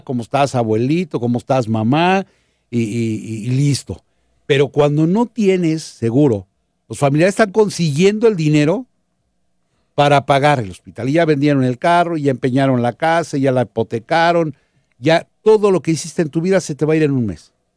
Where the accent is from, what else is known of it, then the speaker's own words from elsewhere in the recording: Mexico; Nosotros como mexicanos